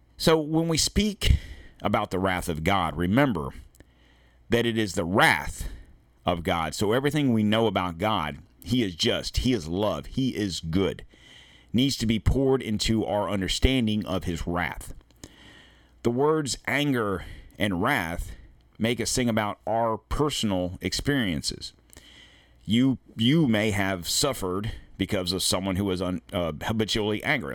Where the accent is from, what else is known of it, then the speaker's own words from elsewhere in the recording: United States; we in America